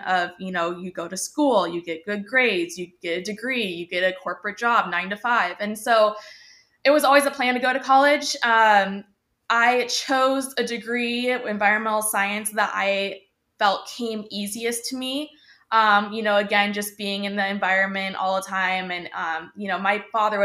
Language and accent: English; Laguna Beach, California, United States; also born or lived in Barrington, Illinois / Chicago, Illinois; when I was 10 years old, we decided to move across the country to California, to be closer to family. My mom also had a job opportunity out here. So we said, why not? We're taking the car, packed everything up and just took off, where we landed in Laguna Beach. So been here ever since